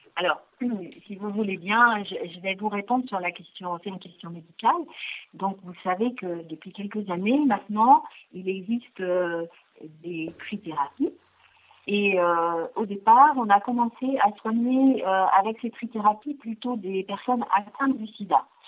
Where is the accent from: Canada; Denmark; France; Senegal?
France; Le Mans, Pays de la Loire; nous sommes originaires du Mans, euh, mes collègues et moi-même